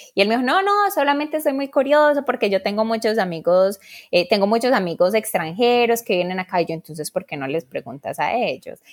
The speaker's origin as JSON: {"language": "Spanish", "country": "Colombia", "moved": "as an adult", "lives_now": "United States", "said": "soy colombiana"}